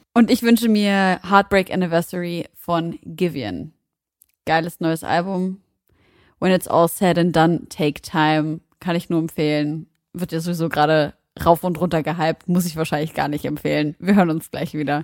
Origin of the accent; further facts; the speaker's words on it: Germany; als Deutsche mit Nazi-Hintergrund